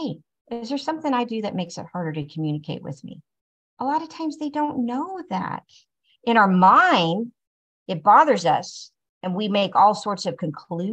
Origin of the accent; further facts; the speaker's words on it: Tulsa, Oklahoma, United States; growing up in Tulsa, you know, for the areas that I live in Tulsa